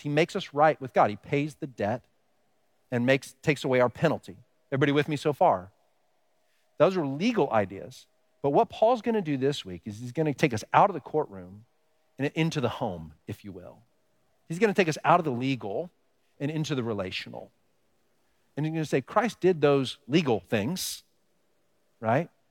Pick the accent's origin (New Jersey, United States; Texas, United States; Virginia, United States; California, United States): Texas, United States; now in Pennsylvania, United States; I grew up in Texas